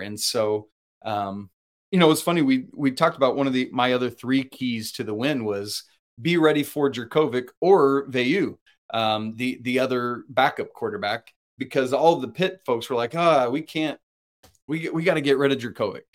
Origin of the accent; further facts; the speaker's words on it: Stockbridge, Georgia, United States; moved away as an adult; also born or lived in Johnson City, Tennessee; my childhood home where I grew up in Stockbridge, Georgia